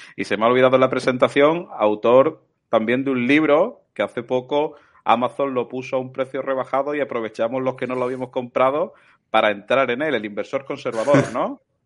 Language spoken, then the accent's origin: Spanish; Málaga, Andalusia, Spain; yo que soy malagueño